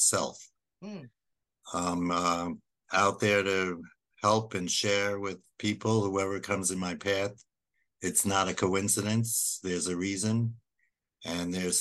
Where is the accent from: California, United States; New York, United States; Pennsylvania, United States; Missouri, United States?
New York, United States; New York City; moved away as an adult; also born or lived in Minnesota; Born and bred in Brooklyn, New York